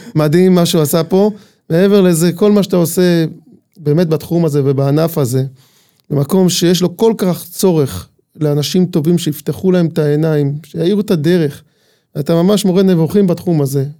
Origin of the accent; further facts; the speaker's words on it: Ramat Tzvi, Northern District, Israel; אני בן מושב רמת צבי